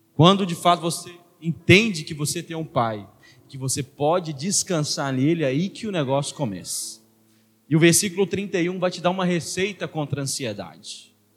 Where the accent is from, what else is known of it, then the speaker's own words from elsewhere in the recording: Belo Horizonte, Minas Gerais, Brazil; sou de Venda Nova, rapaz. Lá no meu bairro é puxa faca